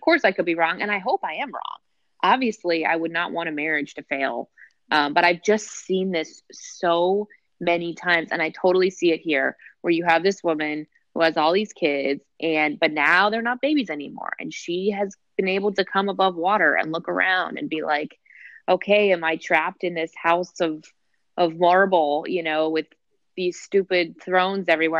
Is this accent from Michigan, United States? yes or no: no; New Jersey, United States; I'm from New Jersey